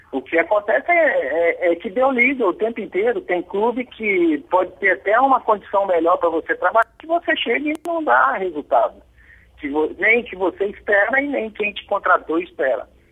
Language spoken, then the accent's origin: Portuguese; Belo Horizonte, Minas Gerais, Brazil; nós somos de Belo Horizonte